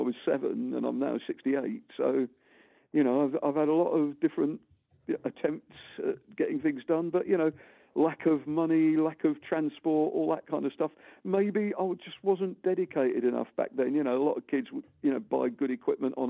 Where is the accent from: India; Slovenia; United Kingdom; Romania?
United Kingdom; London; I grew up in St John's Wood